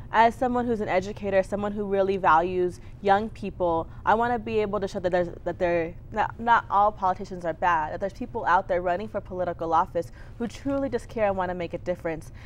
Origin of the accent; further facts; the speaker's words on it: Clint, Texas, United States; also born or lived in Austin, Texas; I grew up in Clint, Texas, which is a little bit outside of El Paso